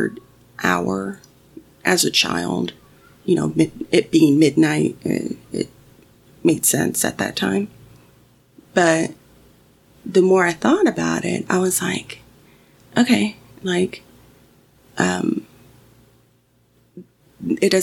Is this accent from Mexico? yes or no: yes; Mexico; Growing up in Mexico, my grandmother always had the radio on